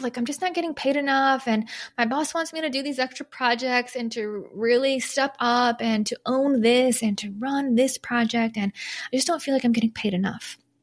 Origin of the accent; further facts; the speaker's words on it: Michigan, United States; moved away; also born or lived in Chicago; I'm not from Chicago, from Michigan, but lived in Chicago for ten years